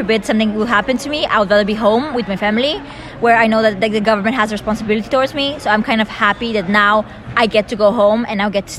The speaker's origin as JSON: {"language": "English", "country": "Bulgaria", "moved": "as an adult", "said": "I'm class of 2023, and I'm from Bulgaria."}